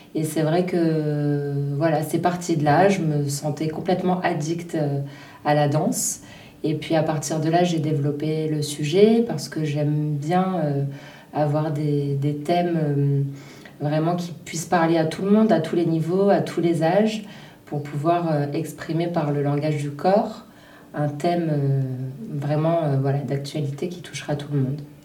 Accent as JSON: {"language": "French", "town": "Menton", "region": "Provence-Alpes-Côte d'Azur", "country": "France", "tie": "born or raised there", "also_born_or_lived": "Cannes / Belgium", "moved": "as an adult", "lives_now": "Paris, France", "said": "je suis originaire de Menton, où j'ai fait mes études de danse."}